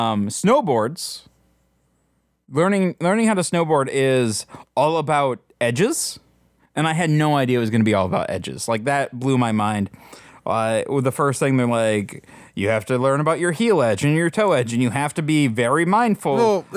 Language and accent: English; Midwest, United States; Like growing up in the Midwest, one of the things that, and I'm guessing even more true in the mountains, but one of the things that you end up doing a few times a year is going to a ski hill, and you ski.